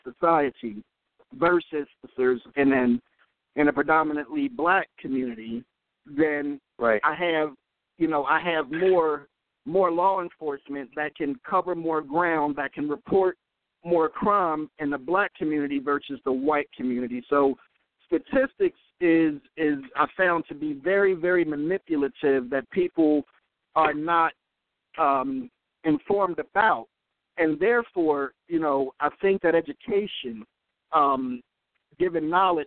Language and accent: English; Philadelphia, Pennsylvania, United States; I'm from Philadelphia, born and raised